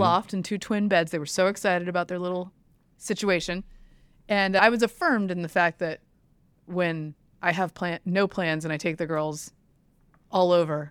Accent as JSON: {"language": "English", "region": "the South", "country": "United States", "said": "I'm from the South."}